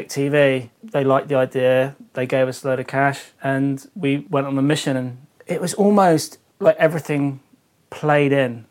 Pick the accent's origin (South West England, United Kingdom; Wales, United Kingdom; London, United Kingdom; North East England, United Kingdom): South West England, United Kingdom; Devon; I was unsponsored surfer from Devon